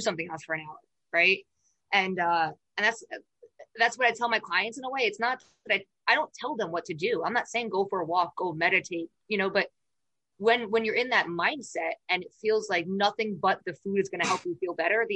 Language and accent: English; New York, United States; I'm from New York